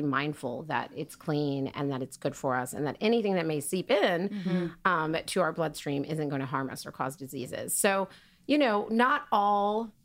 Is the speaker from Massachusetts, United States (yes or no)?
no; Oklahoma, United States; I grew up in Oklahoma